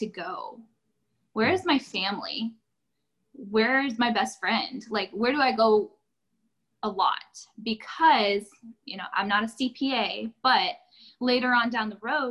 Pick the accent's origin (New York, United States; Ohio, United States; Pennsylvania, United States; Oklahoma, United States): New York, United States; Corning; moved away as an adult; also born or lived in Addison, New York; now in Central Texas, United States; my hometown is actually in Corning, New York. I also did go to school in Addison, New York, where my husband and I met.